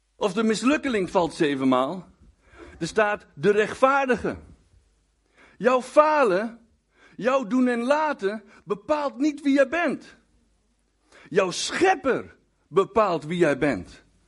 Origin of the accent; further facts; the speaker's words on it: Winterswijk, Gelderland, Netherlands; moved away; also born or lived in Hengelo; ik kom trouwens oorspronkelijk uit Winterswijk, daar ben ik geboren en getogen